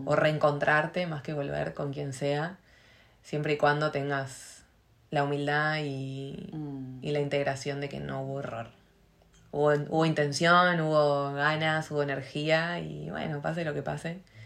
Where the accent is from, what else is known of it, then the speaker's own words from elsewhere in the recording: Argentina; moved away as an adult; also born or lived in Catalonia / Switzerland; yo me fui de Argentina enojada